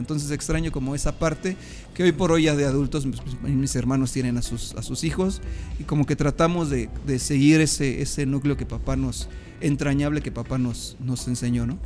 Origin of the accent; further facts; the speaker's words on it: Mexico City, Mexico; yo soy originario de la Ciudad de México